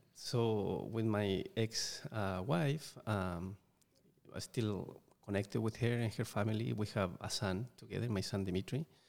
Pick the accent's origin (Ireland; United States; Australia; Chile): Chile; English is a second language; moved away; growing up in Chile, where I, am originally from